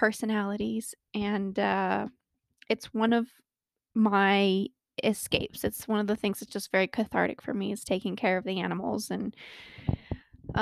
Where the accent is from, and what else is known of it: Colorado, United States; born or raised there